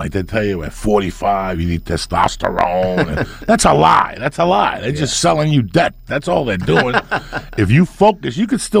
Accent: Cuba; born there; yeah, I was born in Cuba.

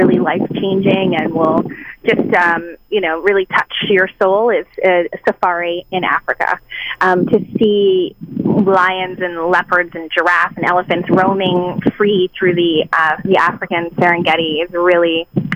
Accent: Canada; I'm Canadian

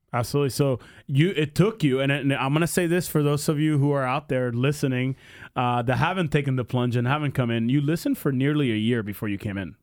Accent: Pennsylvania, United States; moved away; I grew up in Pennsylvania

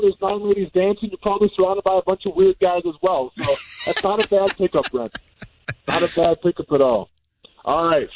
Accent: Iola, Wisconsin, United States; moved away; where I grew up or whatever in Iola

